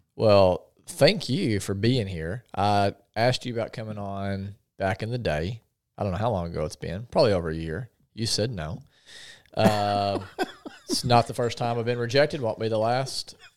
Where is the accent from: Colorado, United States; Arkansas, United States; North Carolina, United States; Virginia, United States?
Arkansas, United States; Paragould; also born or lived in Conway; I grew up in Paragould